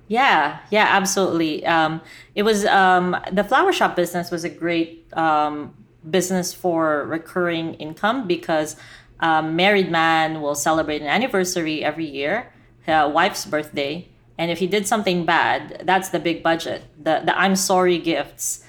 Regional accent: Philippines; I was Filipina, and I grew up in the Philippines

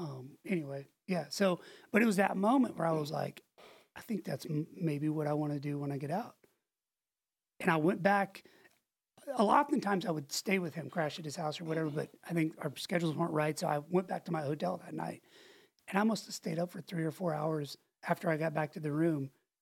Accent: Pensacola, Florida, United States; in Pensacola. I only lived there 2 years, but those are the, like, that's, if somebody asks, like, where did you grow up or what's, I think of that place as home.

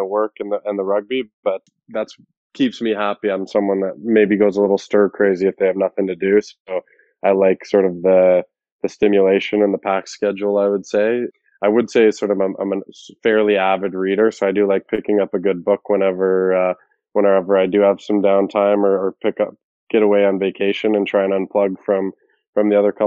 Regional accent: Alberta, Canada; growing up in Alberta

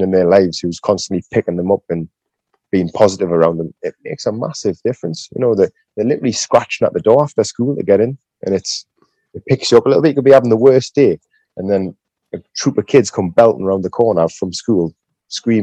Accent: United Kingdom; our gym's based in my hometown

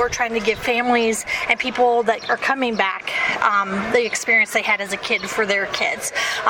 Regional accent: Wellman, Iowa, United States; when I was a kid, I grew up in Wellman

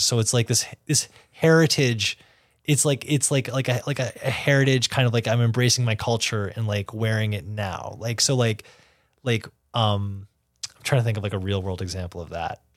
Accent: New York City, New York, United States; as a New Yorker

